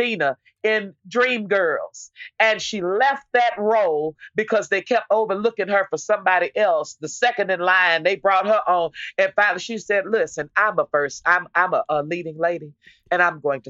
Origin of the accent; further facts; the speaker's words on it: Texas, United States; I was from Texas